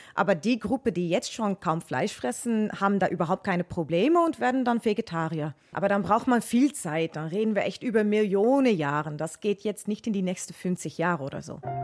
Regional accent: Netherlands; German is a second language; now in Munich, Germany; Ich bin ursprünglich Niederländerin, aber arbeite jetzt an der Zoologischen Staatssammlung in München

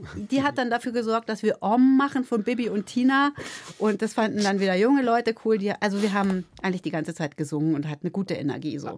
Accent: Lake Starnberg, Bavaria, Germany; also born or lived in Munich / Cologne; Ich bin halt aufgewachsen da am Starnberger See

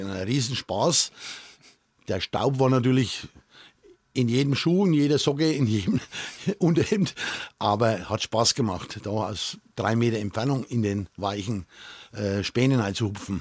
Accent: Kolitzheim, Bavaria, Germany; Im Ortsteil Kolitz, also in Kolitzheim, mhm. wo ich auch äh, mein Geburtsort ist

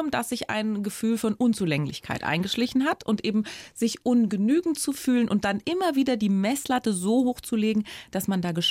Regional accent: Rhineland-Palatinate, Germany; born or raised there

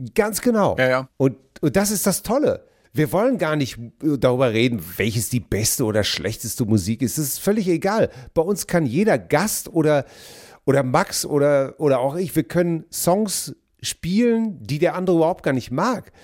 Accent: Hamm, North Rhine-Westphalia, Germany; Meine Heimat ist die Stadt Hamm

